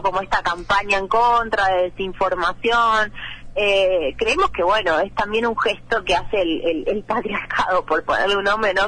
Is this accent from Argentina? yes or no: yes; Buenos Aires Province, Argentina; soy del conurbano bonaerense, ¿no? No soy porteña